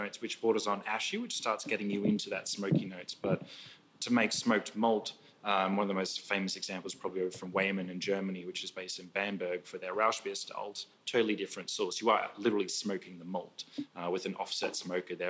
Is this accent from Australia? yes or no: yes; Brisbane, Queensland, Australia; moved away as an adult; also born or lived in London; I'm Australian, originally moved over from Brisbane, Australia to London 10 years ago